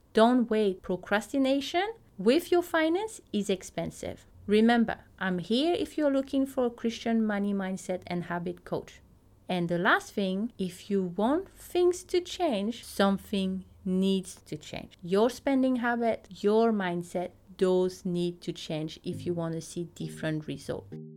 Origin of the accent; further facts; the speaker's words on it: Teahupo'o, French Polynesia; first language French; English is a second language; moved away as an adult; now in New Zealand; I grew up in a small town called Teahupo